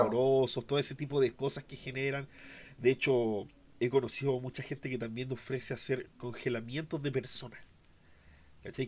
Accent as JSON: {"language": "Spanish", "country": "Chile", "said": "Nosotros somos de Chile"}